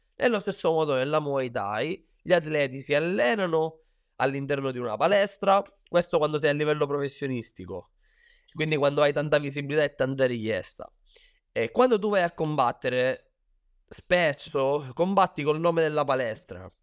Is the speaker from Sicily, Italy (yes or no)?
yes; Sicily, Italy; moved away as an adult; also born or lived in Thailand; io ho iniziato qua in Sicilia, come hai detto, perché sono siciliano